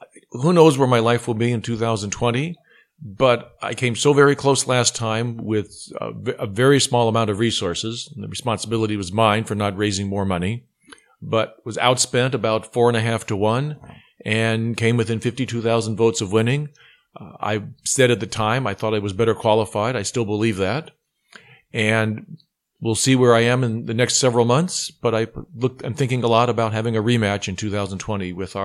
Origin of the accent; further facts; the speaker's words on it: Pittsburgh, Pennsylvania, United States; Well, I'm from Pittsburgh myself. Pittsburgh's a great city, a lot of fine universities.